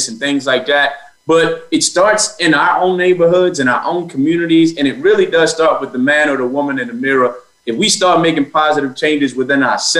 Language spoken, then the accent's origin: English; Baltimore, Maryland, United States; I was born in Baltimore on the east side of Baltimore. So if you're familiar with the area, by Old Memorial Stadium is where I grew up.